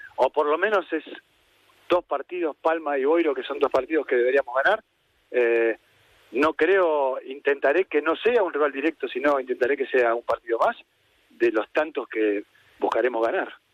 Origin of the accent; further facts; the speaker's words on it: Argentina; now in Spain; como argentino